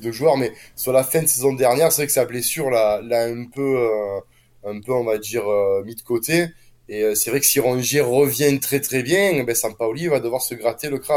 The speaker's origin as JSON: {"language": "French", "town": "Marseille", "region": "Provence-Alpes-Côte d'Azur", "country": "France", "said": "je suis un Marseillais objectif."}